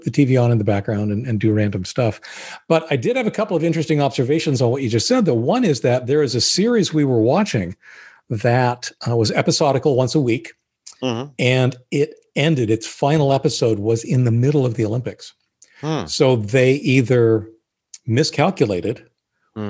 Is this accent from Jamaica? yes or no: no; Canada; I was born in Canada